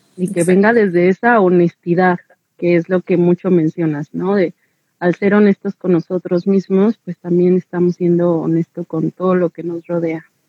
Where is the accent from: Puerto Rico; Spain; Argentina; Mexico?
Mexico; como mexicanas